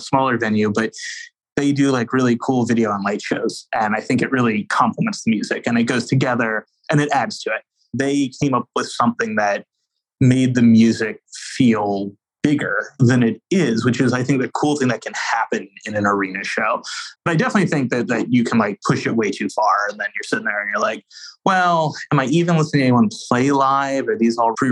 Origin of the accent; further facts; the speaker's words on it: New Orleans, Louisiana, United States; my hometown, New Orleans